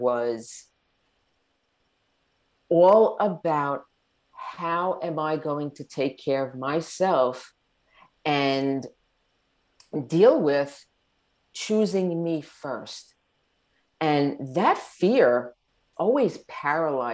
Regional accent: Long Island, New York, United States; moved away as an adult; now in Southern Florida, United States; We were born and raised on Long Island, New York.

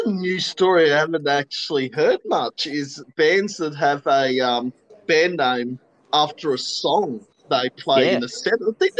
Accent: Queensland, Australia; moved away; I'm originally from Queensland

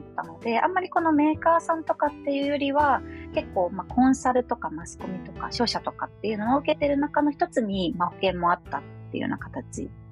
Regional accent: Chiba, Japan; moved away as an adult; also born or lived in Akita / United States; now in Tokyo, Japan; 出身は千葉県でして

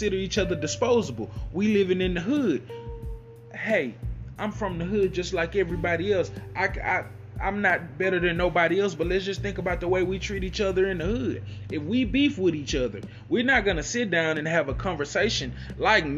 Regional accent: United States; Us that have been here for generations, for 300 to 400 years, we don't have a country to go back to. This is our country

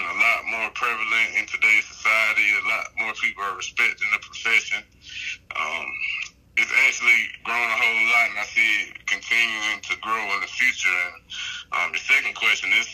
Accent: Columbus, Georgia, United States; I'm from Columbus, Georgia, born and raised.

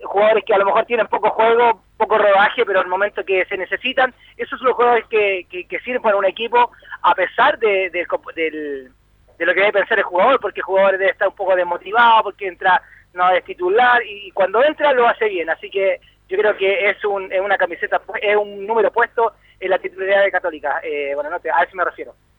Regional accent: Chile; como chileno

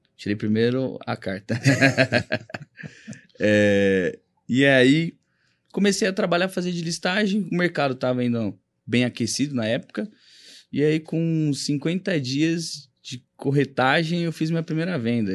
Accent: Rondon, Paraná, Brazil; moved away as an adult; now in São Paulo, Brazil; eu vim do Paraná para cá. É, atuei um pouco lá

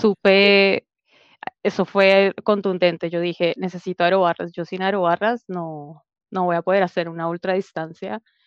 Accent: Colombia; moved away as an adult; now in Santiago, Chile; siendo colombiana

